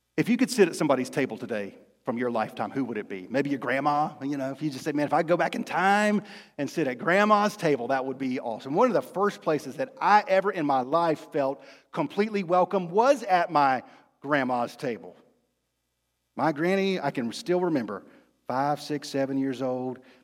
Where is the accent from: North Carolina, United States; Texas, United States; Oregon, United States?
North Carolina, United States; Rocky Mount; also born or lived in Fayetteville, North Carolina; When I was in the fifth grade in the middle of the year, When on Christmas break and over Christmas break, winter break, we moved from Fayetteville to Rocky Mount, North Carolina